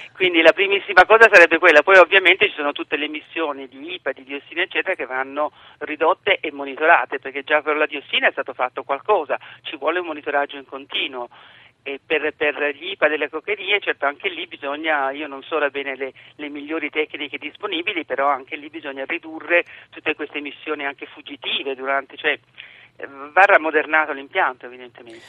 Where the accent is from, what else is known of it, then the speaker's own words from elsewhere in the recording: Taranto, Apulia, Italy; moved away as an adult; sono nata a Taranto lì ho vissuto fino ai vent'anni